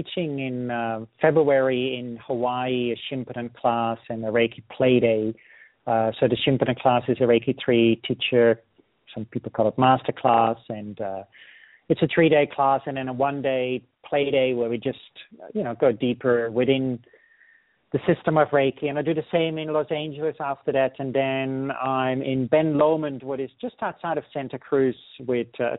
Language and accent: English; Netherlands; moved away; I'll be teaching in Holland next year again, where I'm originally from, and I'm working on actually teaching from my hometown where I was born